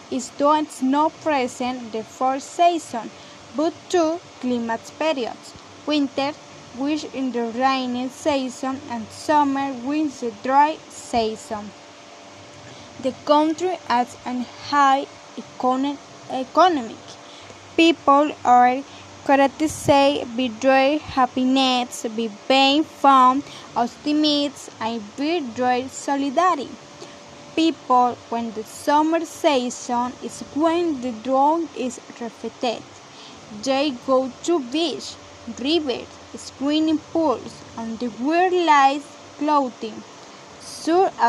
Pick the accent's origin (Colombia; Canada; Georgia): Colombia; English is a second language; I'm 18 years old. I'm from Colombia and I have lived here all my life.